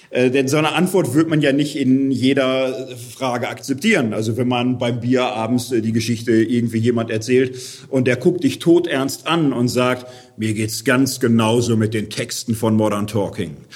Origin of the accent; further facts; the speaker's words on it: Gelsenkirchen, North Rhine-Westphalia, Germany; Ich komme aus Gelsenkirchen, da ist Straßenfußballer ein Ehrentitel.